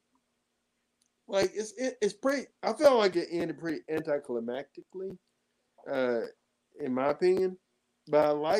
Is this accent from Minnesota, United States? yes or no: no; Kentucky, United States; we're from Kentucky.